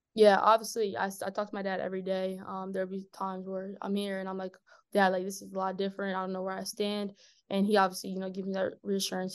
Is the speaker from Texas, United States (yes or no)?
no; Maryland, United States; I was eight when I moved to Maryland